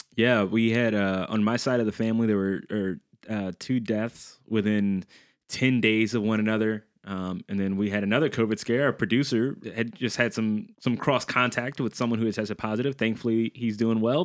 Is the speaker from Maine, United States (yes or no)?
no; New Orleans, Louisiana, United States; I'm from New Orleans, Louisiana